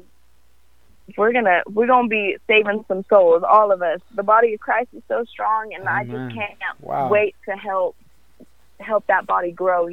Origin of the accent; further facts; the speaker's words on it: California, United States; also born or lived in Africa; now in Texas, United States; I'm originally from California